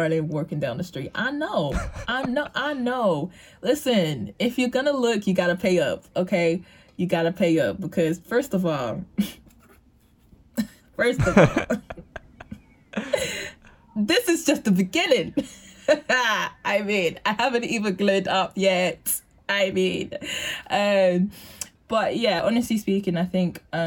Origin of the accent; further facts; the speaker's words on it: London, United Kingdom; where I'm from East London